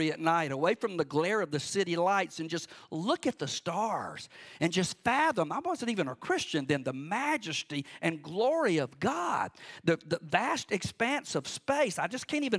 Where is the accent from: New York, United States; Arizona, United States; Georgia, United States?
Georgia, United States; Cordele; moved away; also born or lived in Warner Robins, Georgia; I grew up on Cemetery Road in Cordele, Georgia, way out in the country